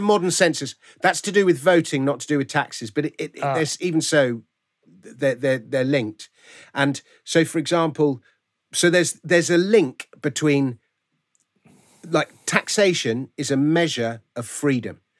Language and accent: English; London, United Kingdom; I grew up in Fulham, so ah, okay. my local team is Fulham